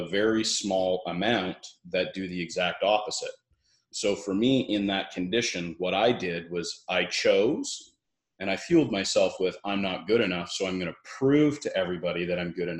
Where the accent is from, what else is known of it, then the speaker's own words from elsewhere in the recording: Brantford, Ontario, Canada; now in Kelowna, Canada; I grew up in a small town, Brantford, Ontario, which is in Canada